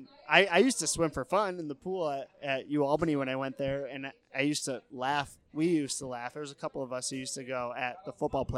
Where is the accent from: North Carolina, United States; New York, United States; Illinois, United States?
New York, United States; Syracuse; moved away as an adult; also born or lived in Albany; now in Buffalo, United States; I grew up in Syracuse, went to college in Albany, and now I'm living in Buffalo